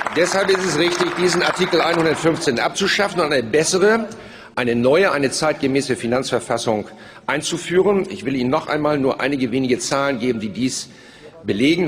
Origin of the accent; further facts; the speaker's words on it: Germany; als Deutsche